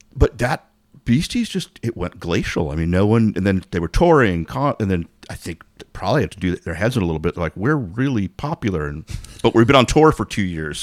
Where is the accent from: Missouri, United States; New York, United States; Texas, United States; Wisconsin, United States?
New York, United States; New York City; growing up in Manhattan